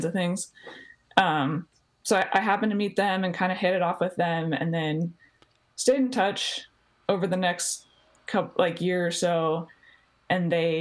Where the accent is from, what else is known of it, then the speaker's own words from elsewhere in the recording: Colorado, United States; moved away as an adult; also born or lived in Texas; I grew up in Colorado.